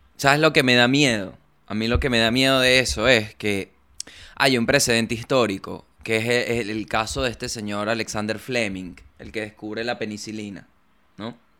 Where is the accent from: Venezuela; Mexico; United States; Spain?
Venezuela; moved away as an adult; now in Argentina; cuando salí de Venezuela para Argentina